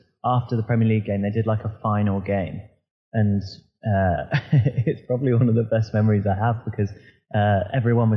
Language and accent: English; Southampton, South East England, United Kingdom; I'm born and bred Southampton